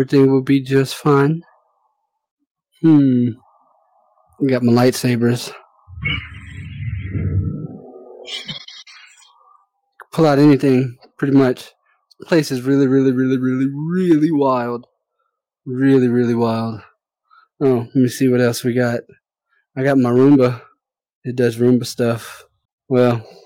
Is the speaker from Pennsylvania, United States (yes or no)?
no; New Orleans, Louisiana, United States; moved away; I'm originally from New Orleans